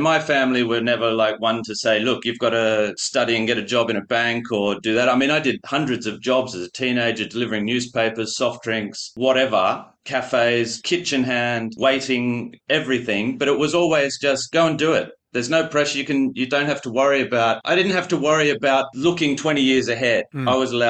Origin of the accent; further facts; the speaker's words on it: Canberra, Australian Capital Territory, Australia; moved away as an adult; also born or lived in Paris, France; Growing up in Canberra